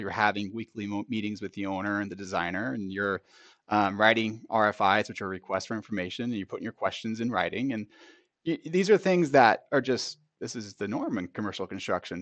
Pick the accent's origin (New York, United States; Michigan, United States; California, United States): California, United States; Bay Area; moved away as an adult; now in Sacramento, United States; I grew up in the Bay Area, moved up here in about two thousand three